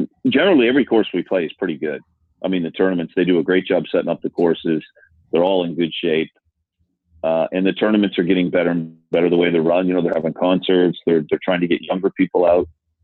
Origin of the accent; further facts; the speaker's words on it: Canada; moved away; I grew up in Canada